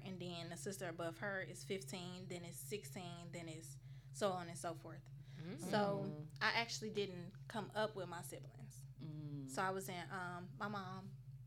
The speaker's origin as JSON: {"language": "English", "town": "Chicago", "region": "Illinois", "country": "United States", "moved": "as an adult", "said": "I'm from Chicago, Illinois. I've been down here for a few years."}